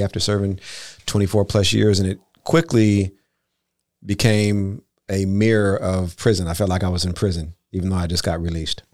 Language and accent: English; Los Angeles, California, United States; moved away as an adult; now in Bay Area, United States; I'm from Los Angeles